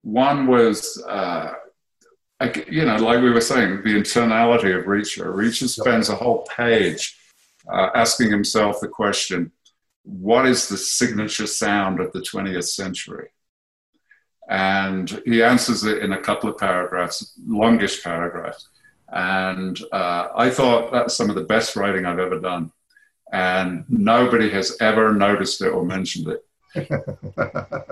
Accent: United Kingdom; we're British

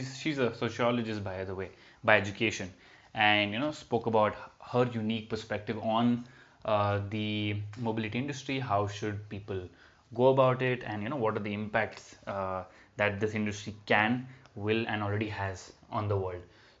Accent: Bangalore, Karnataka, India; I grew up in Bangalore

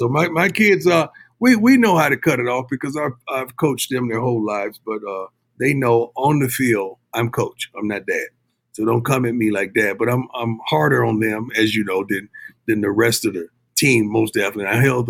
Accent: Florida, United States; now in Texas, United States; You know, I'm from the South, man. You know, I grew up in Florida, reside in Texas.

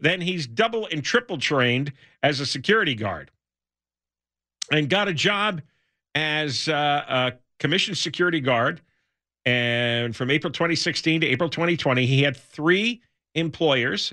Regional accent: United States; moved away as an adult; also born or lived in New Jersey; now in California, United States; I grew up in the New York metro area

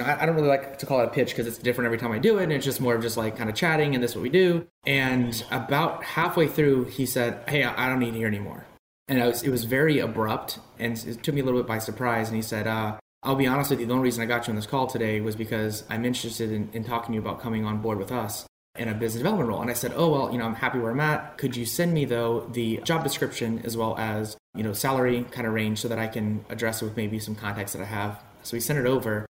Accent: South Louisiana, United States; moved away; I grew up in Louisiana and South Louisiana specifically

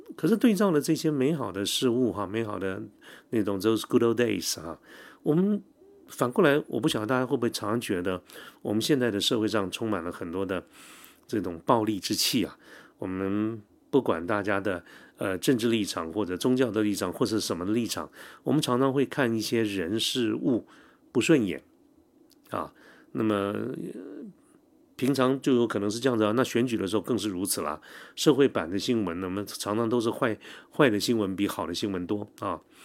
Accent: Taiwan; 我记得我小的时候，因为我父亲是警察嘛哈，警察在那个年代几乎都是外省人，所以我从小就住在警察宿舍

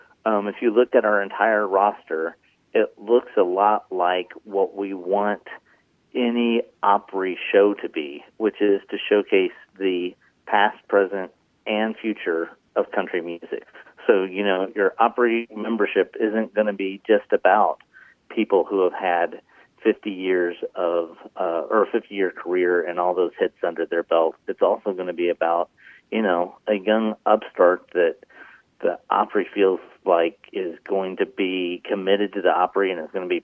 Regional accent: Xenia, Illinois, United States; my hometown of Xenia, Illinois

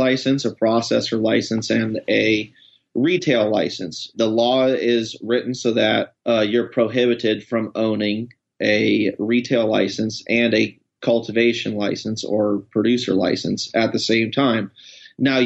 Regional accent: East Coast, United States; also born or lived in Washington; now in Portland, United States; I'm originally from the East Coast, but lived in Washington for a long time

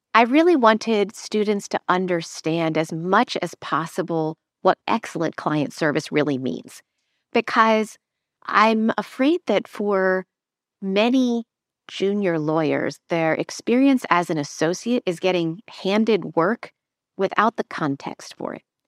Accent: Lancaster, Pennsylvania, United States; moved away; also born or lived in London; I grew up in Amish country in Lancaster, Pennsylvania

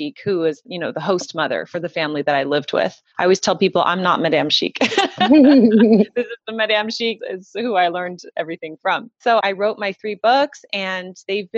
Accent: Southern California, United States; I'm from Southern California. And, you know, Southern California and Paris, two very different places. Southern California, very casual. I just grew up with a very casual life

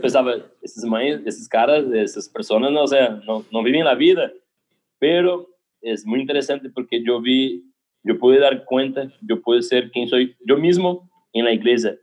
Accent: São José dos Campos, São Paulo, Brazil; Spanish is a second language; yo soy de San José, los campos, de São Paulo, interior de São Paulo

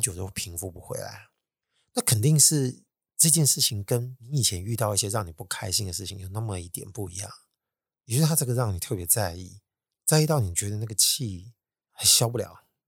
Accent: Taiwan; 要我们台湾人认错实在太难了

